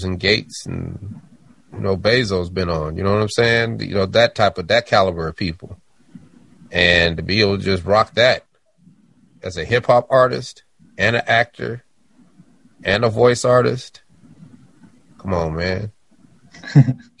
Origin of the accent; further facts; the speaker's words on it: Denver, Colorado, United States; I'm from Denver.